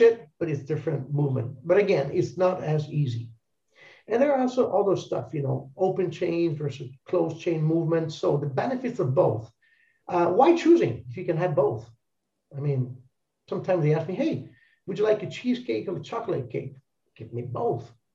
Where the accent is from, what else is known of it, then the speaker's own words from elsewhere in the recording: Italy; English is a second language; we're all Italians